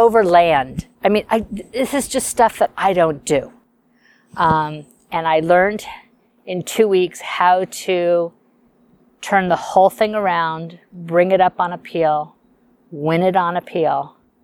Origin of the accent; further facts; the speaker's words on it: Beverly Hills, California, United States; I grew up in Beverly Hills.